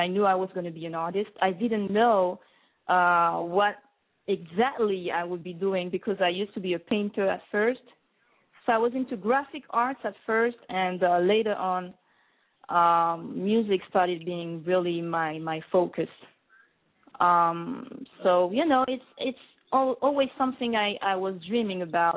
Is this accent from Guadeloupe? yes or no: yes; Guadeloupe; English is a second language; moved away as an adult; also born or lived in Paris, France; now in New York, United States; I was born in a small island in the Caribbean called Guadeloupe